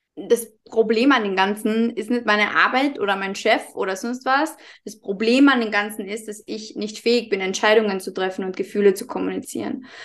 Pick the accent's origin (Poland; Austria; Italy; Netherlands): Austria; Carinthia; accent: Carinthian dialect; komme aus dem wunderschönen Kärnten in Österreich, was auch der Grund sein kann, dass ich manchmal ein bisschen in meinen Dialekt verfalle